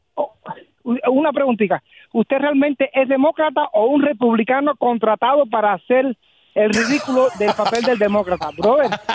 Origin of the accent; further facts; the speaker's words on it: Cuba; now in United States; yo vi nacer el comunismo dentro de Cuba